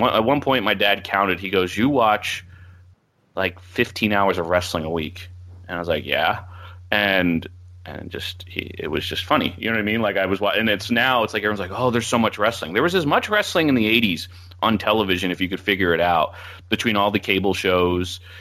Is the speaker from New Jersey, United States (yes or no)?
yes; Philadelphia area, New Jersey, United States; South Jersey, Philadelphia area. So, like, I grew up twelve minutes from the E C W arena